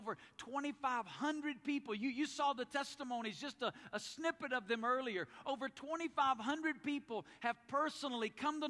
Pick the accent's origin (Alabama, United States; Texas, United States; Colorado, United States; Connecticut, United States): Alabama, United States; moved away as an adult; also born or lived in Woodstock, Georgia; now in Las Vegas, United States; But I grew up in Alabama.